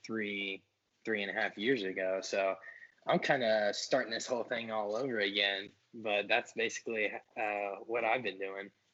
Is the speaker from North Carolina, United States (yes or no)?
no; New Carlisle, Ohio, United States; I'm from New Carlisle, Ohio